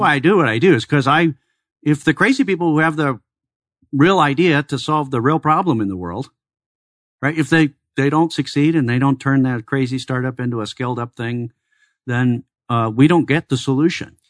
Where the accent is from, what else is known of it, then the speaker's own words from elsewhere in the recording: Chicago, Illinois, United States; also born or lived in Iowa; now in Arizona, United States; I'm originally from Chicago